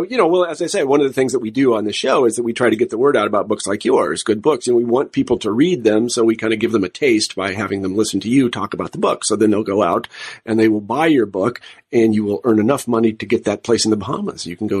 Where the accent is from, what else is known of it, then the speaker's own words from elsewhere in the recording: Midwest, United States; it's partially because I'm a Midwesterner.